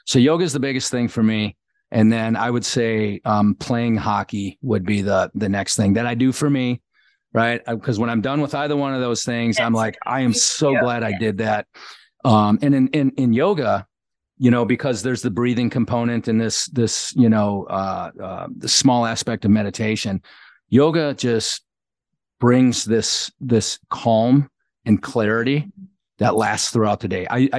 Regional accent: Kenosha, Wisconsin, United States; A small town called Kenosha, Wisconsin.

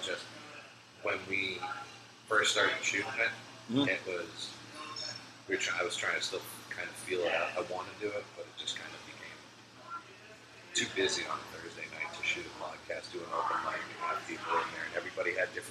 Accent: Massachusetts, United States; moved away; I'm from Massachusetts.

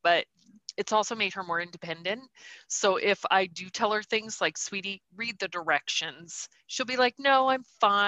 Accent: Montana, United States; also born or lived in Nebraska / Idaho / Missouri; I was born in Nebraska, lived in Idaho, Missouri, and then moved to Montana when I was 9 because my mother's family is from Montana.

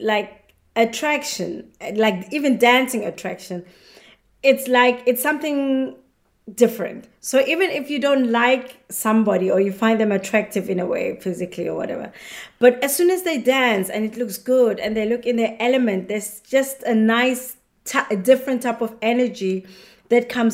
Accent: South Africa; moved away; When we grew up in South Africa

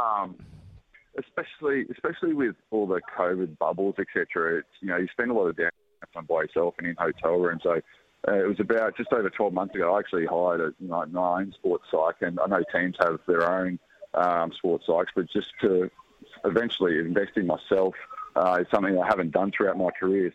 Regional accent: Australia; being a Aussie fan and Aussie cricketer

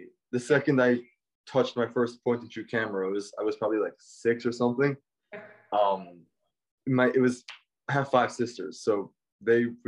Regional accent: New York City, New York, United States; moved away as an adult; now in Los Angeles, United States; I was born and raised in Brooklyn, New York, youngest of 10

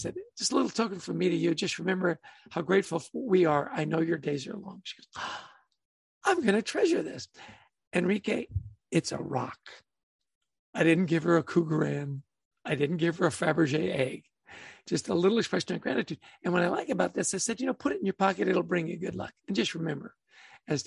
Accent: Canada; I grew up in Canada

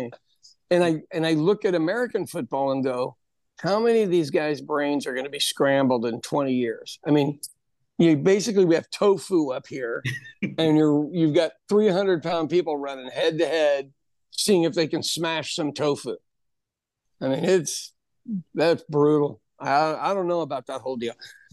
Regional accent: Ireland; now in United States; for me, being Irish, that was the only way we could fight the English is get a good education and then not stay in Ireland, you know, come to America

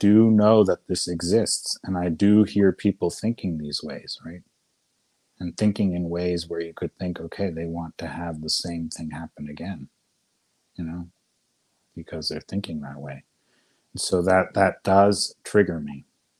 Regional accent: Austria; I was in Spain once on an island, and because I came from Austria, someone treated me badly.

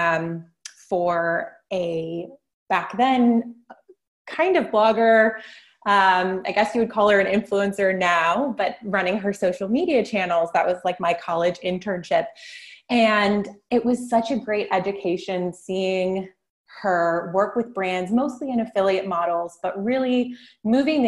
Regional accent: Long Beach, California, United States; moved away as an adult; now in Concord, United States; I'm a California native, but I was born and raised in Southern California, Long Beach, just south of LA.

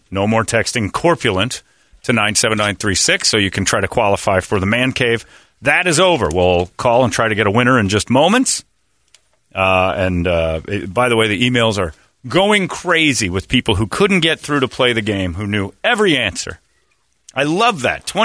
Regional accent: New York, United States; No way. I'm from New York.

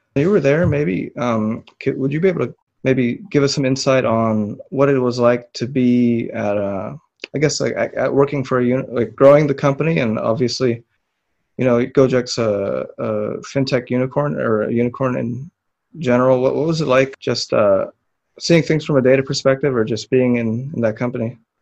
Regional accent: Philippines; moved away; I'm Filipino

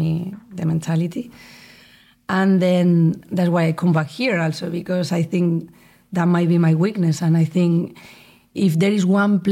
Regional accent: Spain; English is a second language; moved away as an adult; also born or lived in United States / Italy; now in England

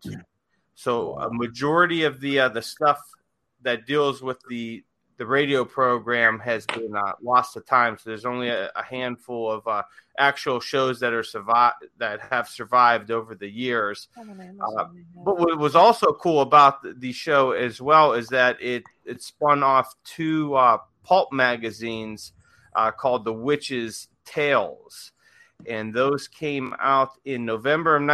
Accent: Ohio, United States; growing up in Ohio

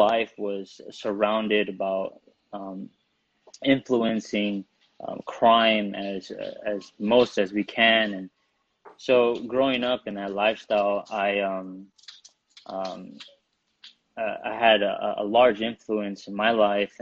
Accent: Burbank, California, United States; also born or lived in San Fernando, California; I grew up in Burbank, California. I was born in San Fernando

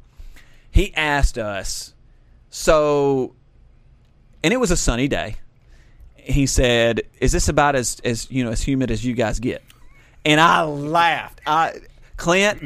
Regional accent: the South, United States; accent: Southern; this is my Southern accent

